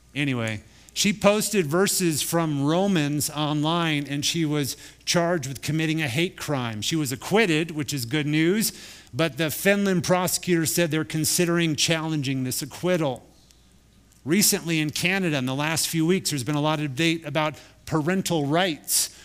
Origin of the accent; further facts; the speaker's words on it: United States; we're Americans